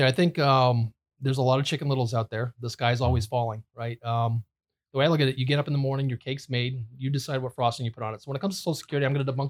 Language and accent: English; New England, United States; New England.